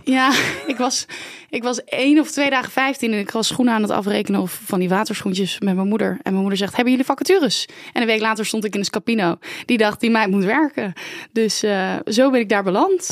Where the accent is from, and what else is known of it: Oranjewoud, Friesland, Netherlands; born or raised there